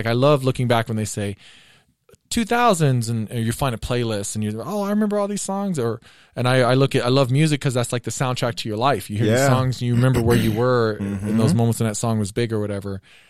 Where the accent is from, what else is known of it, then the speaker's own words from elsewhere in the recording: Southern US, United States; Well, I didn't grow up in the South, but I'm from the South.